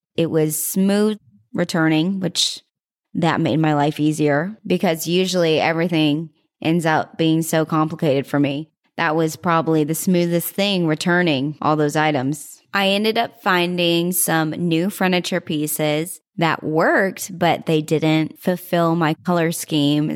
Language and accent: English; Fort Worth, Texas, United States; now in Arizona, United States; I was born in Fort Worth, Texas.